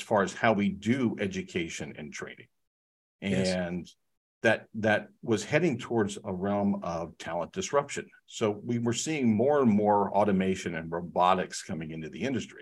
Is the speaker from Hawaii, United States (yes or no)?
no; Research Triangle Park, North Carolina, United States; I've been privileged to live here and grow up here